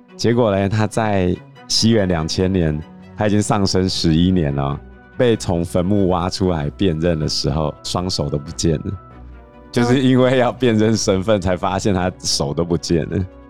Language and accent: Chinese; Taiwan; 我们台湾人习惯做头七二七嘛